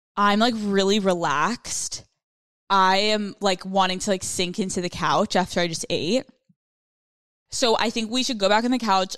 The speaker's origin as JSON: {"language": "English", "region": "Northeast", "country": "United States", "said": "I'm from the Northeast, like, the whole thing"}